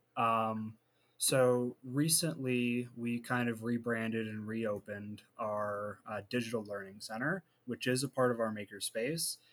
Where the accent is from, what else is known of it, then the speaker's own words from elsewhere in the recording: Warren, Ohio, United States; also born or lived in Youngstown, Ohio; we decided Warren was okay, and I lived there for a lot of my adolescence